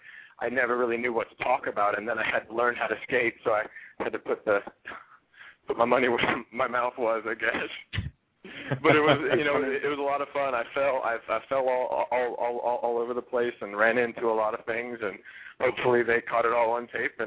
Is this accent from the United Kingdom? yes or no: no; Georgia, United States; moved away; also born or lived in California / Pittsburgh, Pennsylvania; I grew up in the South and spent pretty much my whole childhood in Georgia, and then ended up moving from Georgia to California, and then from California to Pittsburgh.